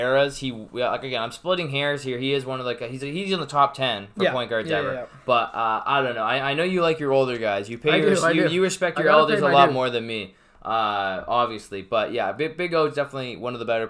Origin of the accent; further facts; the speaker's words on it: Canada; being a Canadian